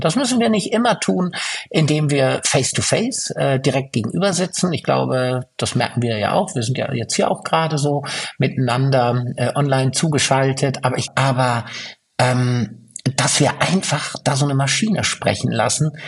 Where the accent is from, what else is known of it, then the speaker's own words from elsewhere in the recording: Fürth, Bavaria, Germany; in meiner Heimatstadt Fürth